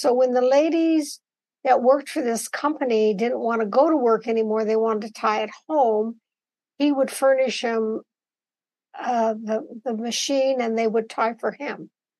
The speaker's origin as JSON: {"language": "English", "town": "Boise", "region": "Idaho", "country": "United States", "tie": "born or raised there", "also_born_or_lived": "Oregon", "said": "my family is from the Boise Valley. And so as soon as the war was over, we moved back to Boise, and that's where I was raised."}